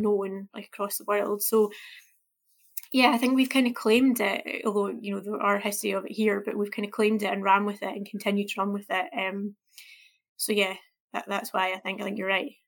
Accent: Scotland, United Kingdom; me as a Scottish person

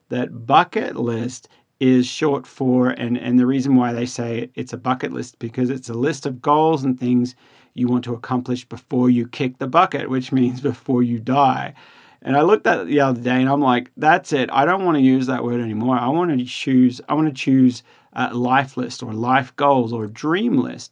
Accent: Australia; now in United States; being an Australian

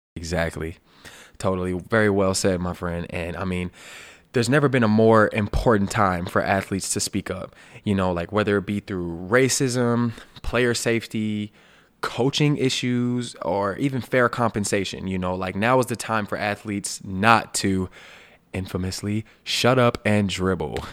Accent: Alabama, United States; my hometown place of birth, Sweet Home, Alabama

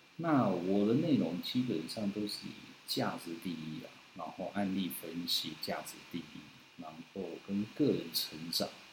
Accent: Tainan, Taiwan; 我是台南人

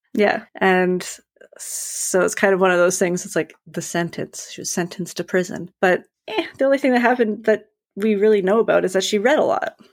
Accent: Canada; as a Canadian

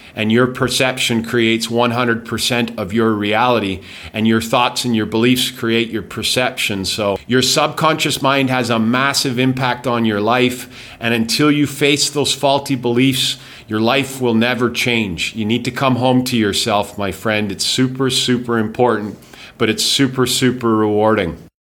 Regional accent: Calgary, Alberta, Canada; moved away as an adult; also born or lived in England / Winnipeg / Vancouver / Spain; now in Thailand; I grew up in Calgary. I was born in England

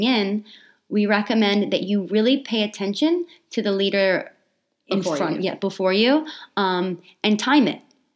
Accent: Australia; growing up in Australia, like there wasn't a lot of technology at the time.

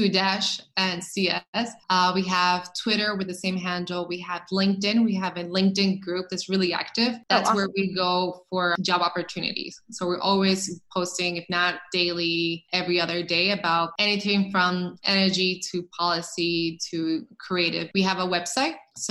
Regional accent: Dominican Republic; moved away as an adult; also born or lived in Brooklyn; I grew up in Dominican Republic. I don't know if a lot of people know that, but I was in Dominican Republic until I was shy of 20. So I came here as an adult

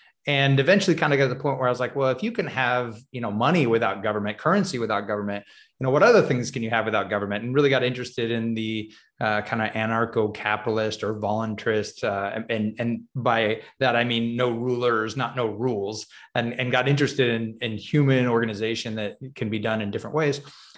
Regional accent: California, United States; Yeah, I grew up actually in Southern California. That's where I met my wife.

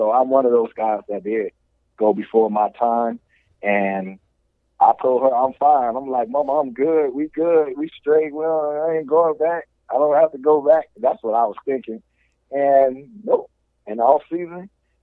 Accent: Miami, Florida, United States; that's my hometown

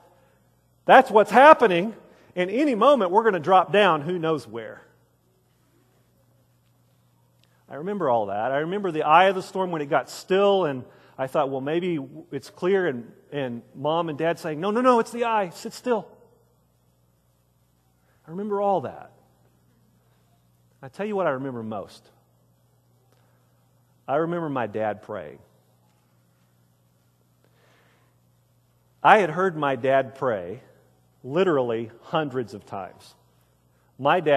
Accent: Wichita Falls, Texas, United States; I grew up in Wichita Falls, Texas, here in North Texas

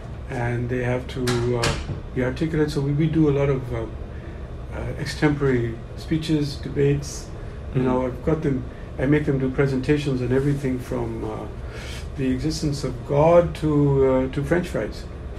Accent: Pakistan; I came from Pakistan. I'm a teacher of business in Pakistan for 30 years.

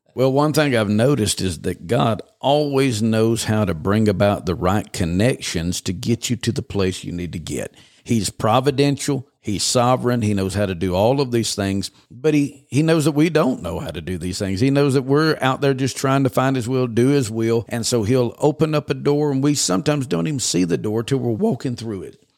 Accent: Georgia, United States; moved away as an adult; also born or lived in western Kentucky; now in Oklahoma, United States; the first seventeen years of my life was in Georgia

